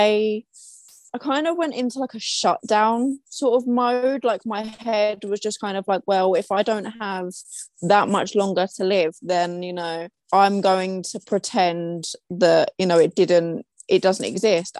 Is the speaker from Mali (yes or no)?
no; London, United Kingdom; I am from London in the UK